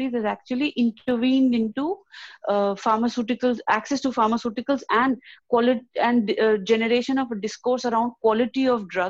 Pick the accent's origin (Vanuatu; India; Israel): India; moved away as an adult; now in Warwick, United Kingdom; I'm from India.